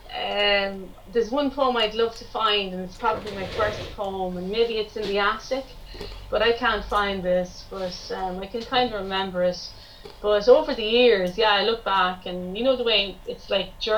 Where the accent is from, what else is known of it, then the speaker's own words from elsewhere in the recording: County Meath, Ireland; I'm from County Meath in Ireland.